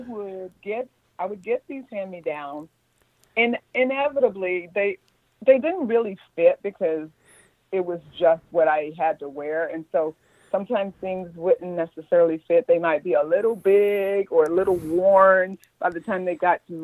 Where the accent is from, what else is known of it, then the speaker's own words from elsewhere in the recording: the South, United States; me growing up in the South